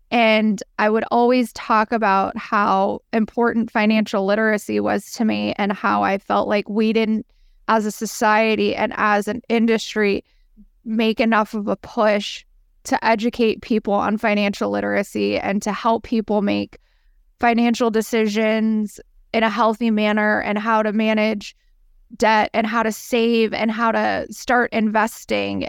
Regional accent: San Diego, California, United States; moved away as an adult; also born or lived in Manhattan, New York; now in New York City, United States; I am born and raised in San Diego, California, on the beach

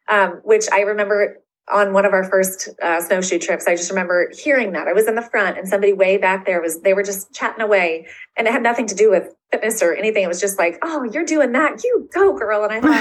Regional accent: Florida, United States; and so I am from Florida. So I am not a snow girl.

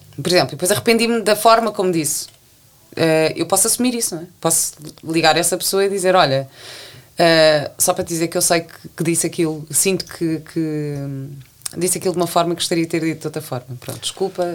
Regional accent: Portugal; moved away as an adult; also born or lived in London; eu cheguei portuguesa

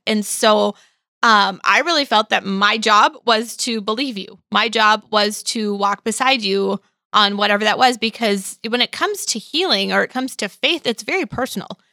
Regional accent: Midwest, United States; growing up in the Midwest

